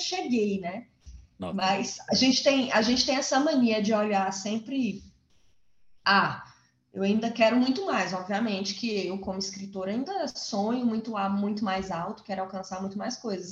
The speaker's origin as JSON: {"language": "Portuguese", "town": "Formosa", "region": "Goiás", "country": "Brazil", "tie": "born or raised there", "also_born_or_lived": "Planaltina, Goiás", "said": "eu cresci em Formosa, apesar de ter nascido em Planaltina, né, em Brasilinha, eu cresci em Formosa, então as minhas lembranças são todas da cidade"}